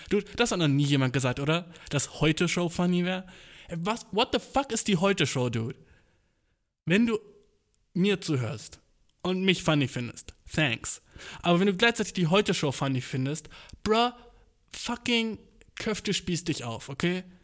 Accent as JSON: {"language": "German", "country": "Turkey", "said": "ich kann's ja sagen, Humor, ich bin Türke, so, ja, ja."}